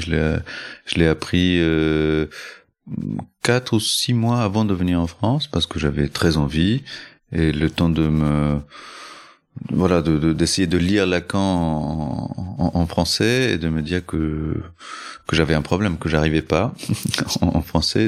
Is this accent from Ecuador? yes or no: yes; Ecuador; moved away; also born or lived in Chile / Colombia; Je n'y suis pas né, mais j'y ai grandi. Je suis né au Chili.